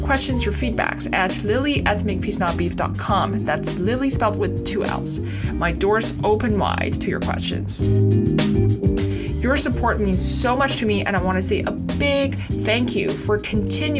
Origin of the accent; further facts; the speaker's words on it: Beijing, China; I was born and raised in Beijing